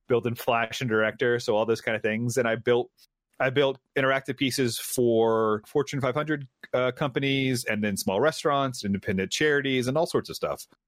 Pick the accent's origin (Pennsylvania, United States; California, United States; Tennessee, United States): Tennessee, United States; Memphis; I was born here, raised here, went to high school here